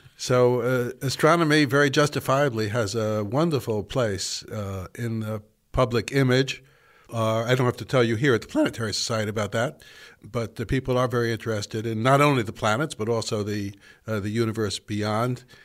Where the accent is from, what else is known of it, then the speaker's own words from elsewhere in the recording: New York City, New York, United States; now in Williamstown, United States; I'm from the Bronx